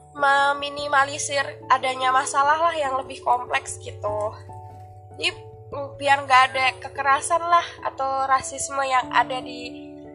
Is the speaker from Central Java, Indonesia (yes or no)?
yes; Central Java, Indonesia; accent: Central Javanese; aku Jawanya Jawa Tengah